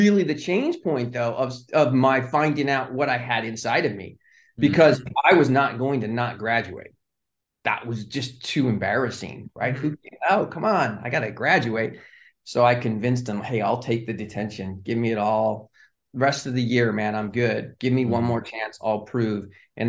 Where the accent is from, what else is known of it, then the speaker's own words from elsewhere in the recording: Pasadena, California, United States; And if I had never been born and raised in Pasadena, California, and then that area, there's probably no way I would have ended in the entertainment industry.